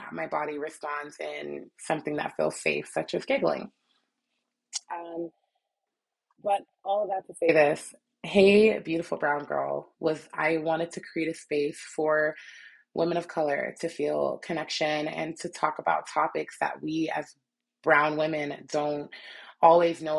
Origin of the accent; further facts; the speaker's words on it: New Jersey, United States; moved away; also born or lived in New York City, New York / Utah; to come from an area like New York City, born and raised, born and then partially raised, and then I was raised mostly in Jersey